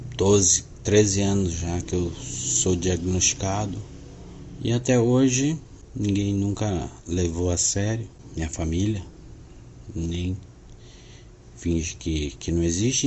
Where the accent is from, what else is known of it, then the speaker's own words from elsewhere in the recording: Londrina, Paraná, Brazil; eu sou de Londrina, Paraná